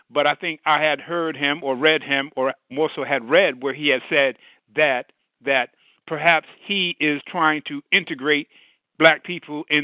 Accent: New York, United States; I'm from New York

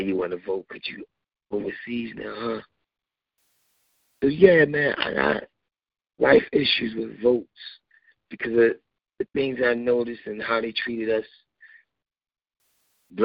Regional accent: United States; I was born in the United States, but I'm an immigrant still. Because my descendants came from Africa

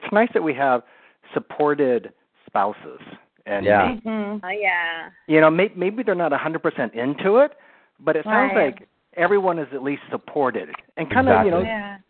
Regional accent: Sacramento, California, United States; also born or lived in San Francisco Bay Area; Yeah, I grew up in Sacramento, and then I went to San Jose State and stayed in the Bay Area.

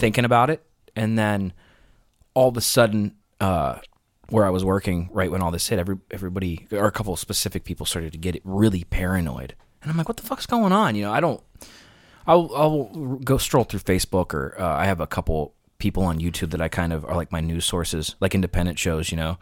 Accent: Ohio, United States; moved away; Where I grew up in Ohio, they were all about the morals

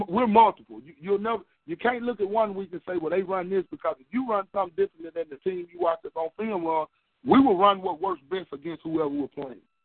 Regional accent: the South, United States; I'm from the South

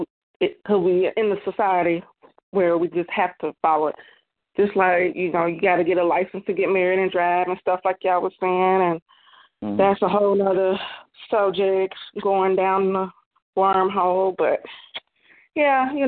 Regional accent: Chicago, Illinois, United States; accent: up north and down south mixed; now in Kentucky, United States; It's up north and down south mixed together because I was born and raised in Chicago, but now I live out here in the country in Kentucky now

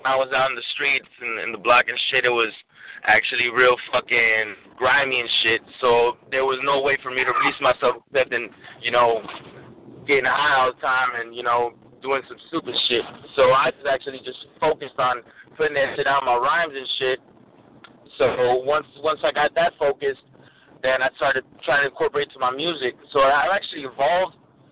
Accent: Los Angeles, California, United States; Born and raised in East Los, man. Born and raised in East Los. My whole family is from Michoacán, but born and raised in L.A., baby.

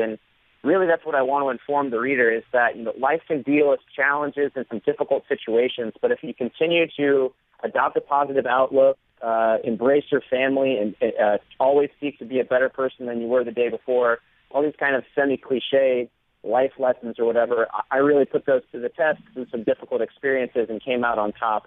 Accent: Florida, United States; I grew up in Florida, surrounded by water

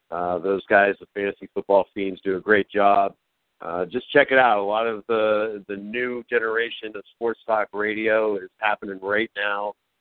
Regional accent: Youngstown, Ohio, United States; now in Columbus, United States; from Youngstown

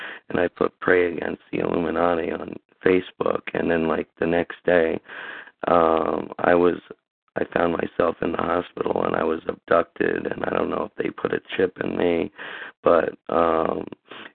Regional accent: Summit, New Jersey, United States; I'm from Summit, New Jersey

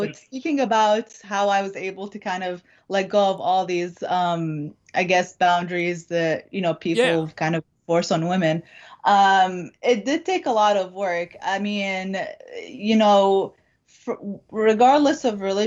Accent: Dubai, United Arab Emirates; moved away as an adult; also born or lived in Iraq; now in United States; I was actually born in Iraq, but I grew up in Dubai. Yes. Yeah. So I grew up in Dubai for the most part

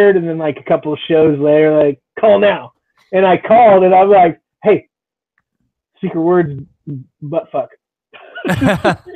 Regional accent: the Northwest, Pacific Northwest, United States; moved away as an adult; also born or lived in Camp Lejeune, North Carolina; I lived in the Northwest then. You know, I'm a Northwest guy, like born and raised

